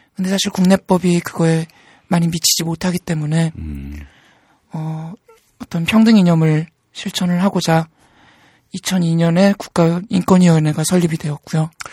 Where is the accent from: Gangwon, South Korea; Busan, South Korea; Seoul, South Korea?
Seoul, South Korea; 전 서울에서 태어났습니다.